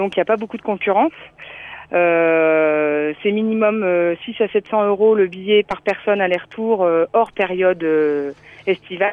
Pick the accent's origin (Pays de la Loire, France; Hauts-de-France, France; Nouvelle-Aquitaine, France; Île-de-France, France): Hauts-de-France, France; Ch'ti; moved away as an adult; now in Réunion, France; je suis ch'ti